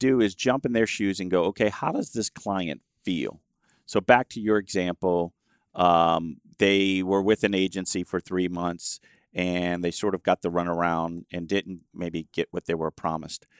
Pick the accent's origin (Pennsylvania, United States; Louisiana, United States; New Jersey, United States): Louisiana, United States; I was born in Louisiana